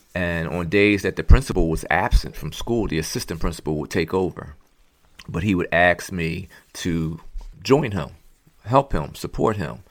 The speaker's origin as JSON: {"language": "English", "town": "Philadelphia", "region": "Pennsylvania", "country": "United States", "tie": "born or raised there", "also_born_or_lived": "Montgomery County, Pennsylvania", "said": "born and raised in Philadelphia, Pennsylvania"}